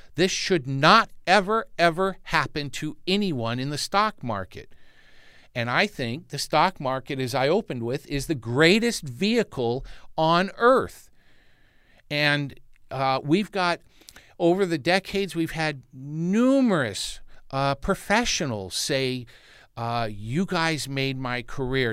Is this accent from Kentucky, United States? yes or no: no; Santa Monica, California, United States; I, I grew up in Santa Monica, California, which is a neighbor to Malibu